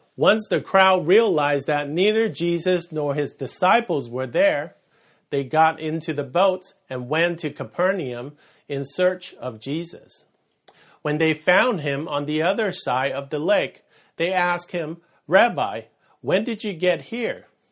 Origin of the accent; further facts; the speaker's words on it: San Francisco Bay Area, California, United States; moved away; I'm from the Bay Area, and that is San Francisco Bay Area